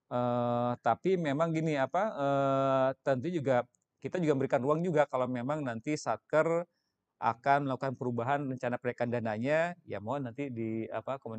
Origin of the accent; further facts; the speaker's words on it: Sukabumi, West Java, Indonesia; born there; Itu itu sama tadi kan saya lahirnya dengan saya di Sukabumi.